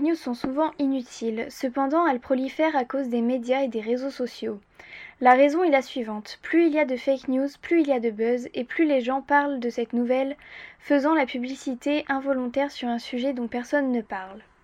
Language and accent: French; Hauts-de-France, France; par chez nous, en Hauts-de-France